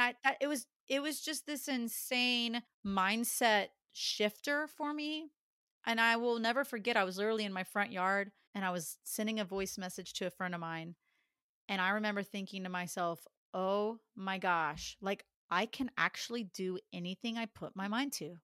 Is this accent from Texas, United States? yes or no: yes; Dallas, Texas, United States; born and raised in Dallas